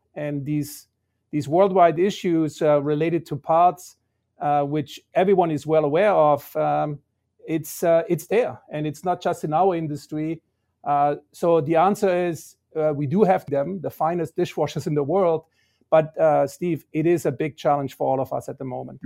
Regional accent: Balingen, Baden-Württemberg, Germany; moved away as an adult; also born or lived in Toronto, Canada; now in United States; the town where the company was founded, which is Balingen. And that's actually my hometown.

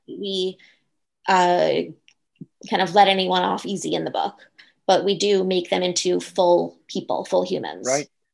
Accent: Long Island, New York, United States; I grew up on Long Island uh, going to a private school

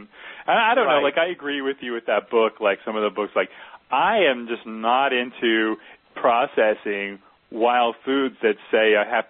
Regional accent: New Jersey, United States; now in Pacific Northwest, United States; I'm from the, you know, New Jersey. I'm from New Jersey

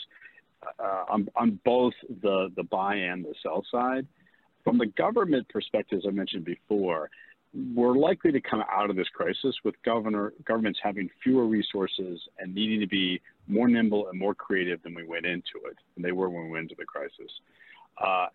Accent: Bethesda, Maryland, United States; now in Virginia, United States; I grew up in Bethesda, Maryland

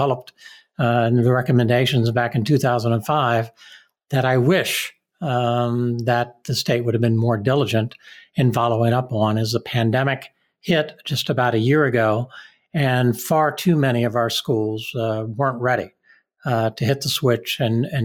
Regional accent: Washington, District of Columbia, United States; also born or lived in Palm Beach County, Florida; now in Michigan, United States; I grew up in the Washington, D.C. area a number of years ago

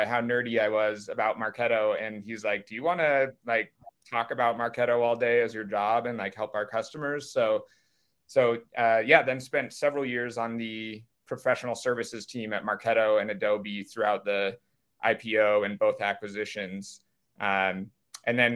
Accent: Silicon Valley, California, United States; I was raised in Silicon Valley

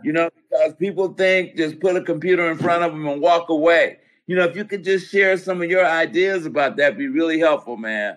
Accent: Roseville, United States; I come from Roseville. That's where I went to school

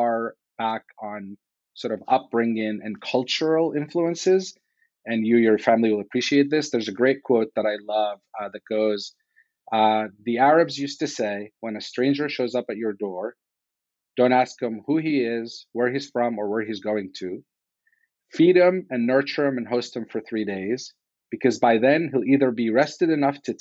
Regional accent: Damascus, Damascus Governorate, Syria; moved away as an adult; now in United States; I was born in the Middle East in Damascus, Syria

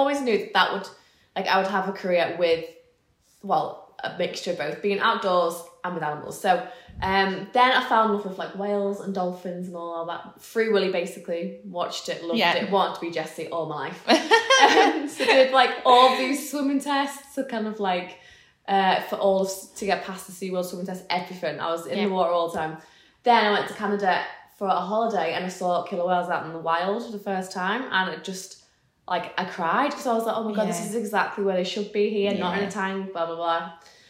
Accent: the Wirral, North West England, United Kingdom; moved away as an adult; also born or lived in Liverpool; now in Cumbria, United Kingdom; I was born and raised on the Wirral, as just very much like a towny upbringing

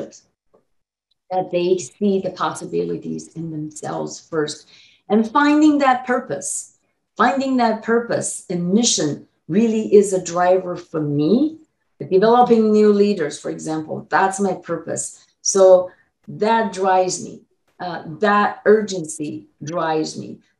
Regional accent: Taiwan; now in United States; I was born in Taiwan as a Chinese

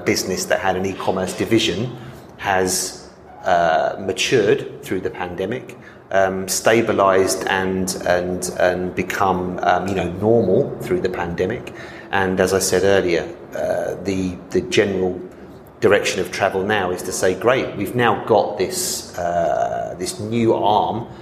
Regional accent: London, United Kingdom; moved away as an adult; I'm from London and I've travelled back to London a couple of times since I arrived here in April 2021

